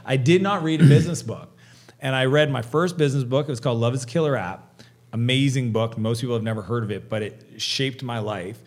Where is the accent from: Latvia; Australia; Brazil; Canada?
Canada; I'm Canadian.